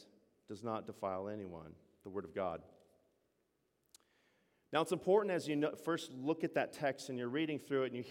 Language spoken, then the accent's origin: English; United States; I'm an American